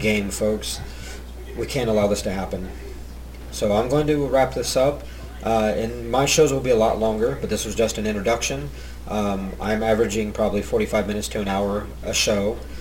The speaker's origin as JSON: {"language": "English", "town": "Bellefontaine", "region": "Ohio", "country": "United States", "tie": "born or raised there", "said": "I'm from Ohio, born and raised, uh, a little town called Bell Fountain"}